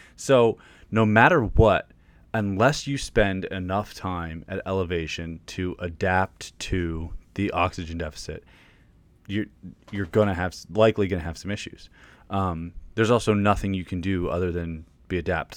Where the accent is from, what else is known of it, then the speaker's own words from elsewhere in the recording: Pennsylvania, United States; now in Virginia, United States; I'm from Pennsylvania. I live in Virginia right now